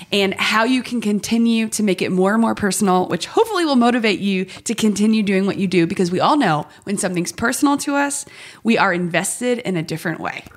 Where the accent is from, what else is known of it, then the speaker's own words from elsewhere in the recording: Cleveland, Ohio, United States; moved away; also born or lived in Maryland; I grew up in Cleveland, Ohio